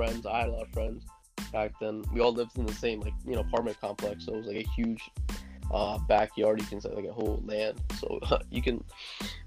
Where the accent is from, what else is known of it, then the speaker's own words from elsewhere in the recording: New City, New York, United States; I was born on March 17th, 1999. And yeah, basically lived in New York. I lived in New York my whole life, around the same place